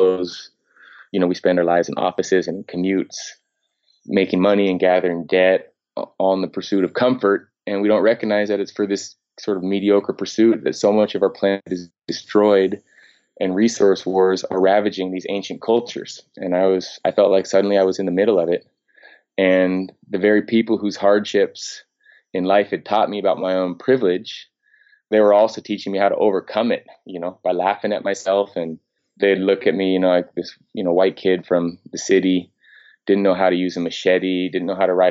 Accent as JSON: {"language": "English", "area": "Marin", "region": "California", "country": "United States", "tie": "born or raised there", "said": "I grew up in Marin, one of the most affluent places in the world."}